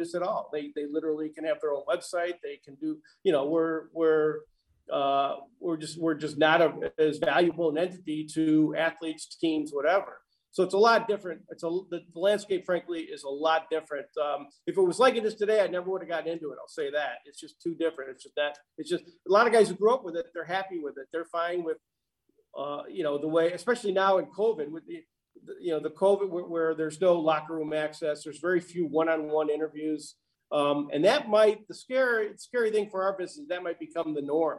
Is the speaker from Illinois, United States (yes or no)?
yes; Chicago, Illinois, United States; moved away as an adult; also born or lived in Columbia, Missouri / Little Rock, Arkansas / St. Louis, Missouri; I'm from Chicago